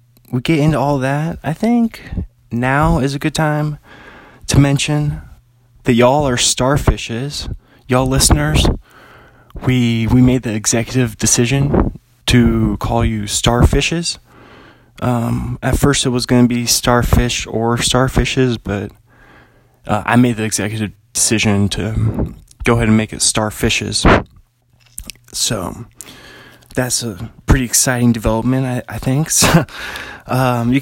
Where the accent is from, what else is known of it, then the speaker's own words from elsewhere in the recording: Bothell, Washington, United States; now in Pullman, United States; I'm an author from Pullman, Washington. Well, originally from Bothell, Washington. But I live in Pullman right now